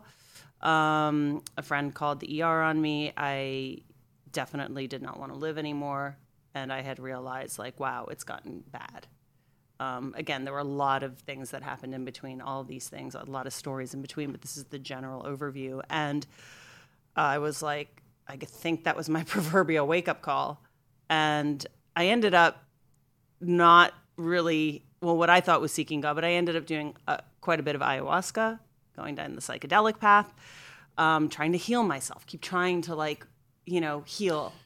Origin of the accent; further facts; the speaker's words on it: Scranton, Pennsylvania, United States; I grew up in Scranton, Pennsylvania, outside of Scranton